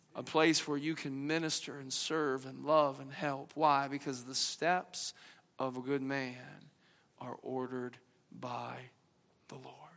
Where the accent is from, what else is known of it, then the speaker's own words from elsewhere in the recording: the South, United States; accent: Southern twang; I'm from the South, I kind of eased back in the old little twang